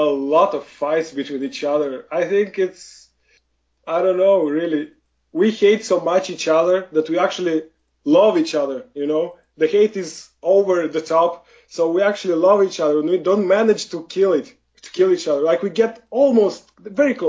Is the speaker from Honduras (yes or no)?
no; Moldova; I am from Eastern Europe. I was born from in Moldova